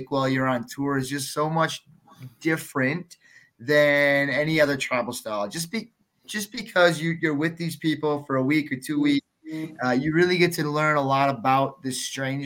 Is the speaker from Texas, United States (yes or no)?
no; Wisconsin, United States; now in Colorado, United States; I'm originally from Wisconsin.